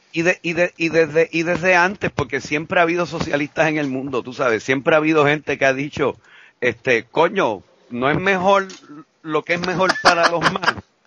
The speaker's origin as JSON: {"language": "Spanish", "country": "Puerto Rico", "said": "fuimos los puertorriqueños"}